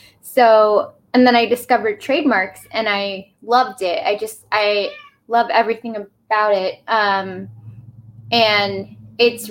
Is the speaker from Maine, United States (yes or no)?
no; Portland, Oregon, United States; I am from Portland, Oregon